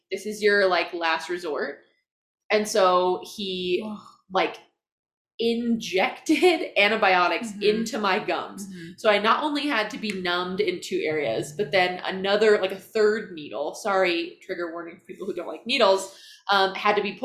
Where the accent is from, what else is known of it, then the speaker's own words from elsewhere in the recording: Iowa, United States; moved away as an adult; now in Utah, United States; I grew up in Iowa. Not Ohio. Not Illinois, not Idaho.